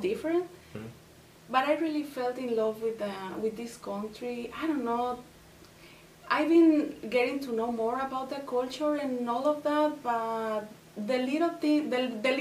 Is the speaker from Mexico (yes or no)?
yes; Michoacán, Mexico; moved away as an adult; now in Aurora, United States; I am from Michoacan, Mexico. I've been living here in the US for the past 12 years